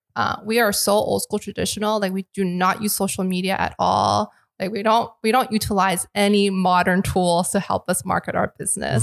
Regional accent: Unionville, Ontario, Canada; also born or lived in Richmond Hill; now in Toronto, Canada; I was born in Toronto, but I grew up in the suburbs. So Unionville.

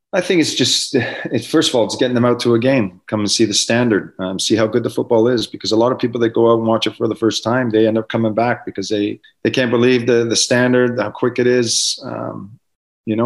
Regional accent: Canada; as a Canadian footballer

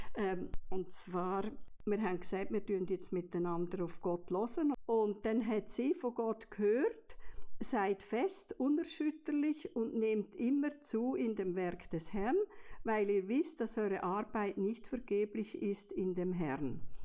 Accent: Olten, Solothurn, Switzerland; moved away as an adult; also born or lived in French-speaking Switzerland / England / Bern / Basel; ich bin aufgewachsen in Olten

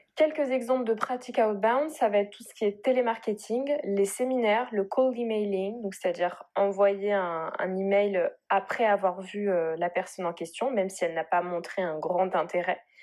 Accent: Bordeaux, Nouvelle-Aquitaine, France; je viens de Bordeaux du coup, j'habite à Bordeaux

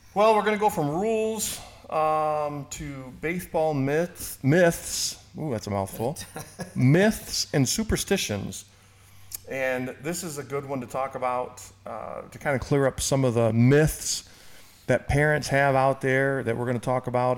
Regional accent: Michigan, United States; moved away; my hometown in Michigan

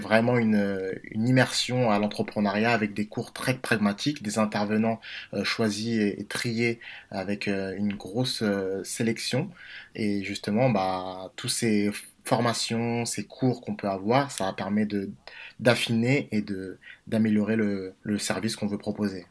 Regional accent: Villiers-le-Bel, Île-de-France, France; je suis originaire de Villers-le-Bel dans la région parisienne

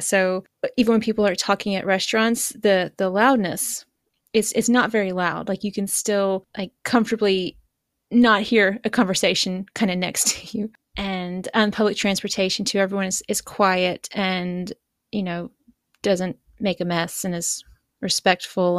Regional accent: East Coast, United States; moved away as an adult; now in Japan; I grew up on the East Coast, so Atlantic

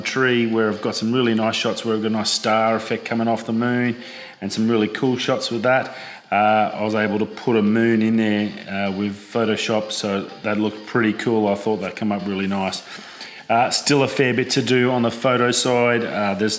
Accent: Darwin, Northern Territory, Australia; moved away; growing up in Darwin, used to torrential downpours for weeks

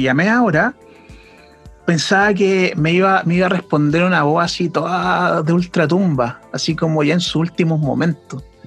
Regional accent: Chile; nosotros como pueblo chileno

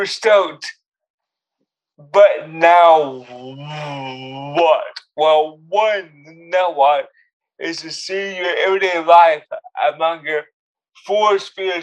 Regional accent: United States; also born or lived in Oklahoma / Texas; now in Hollywood, United States; I'm half from Oklahoma, half from Texas, and they would respond, oh, it's no wonder you speak so slow

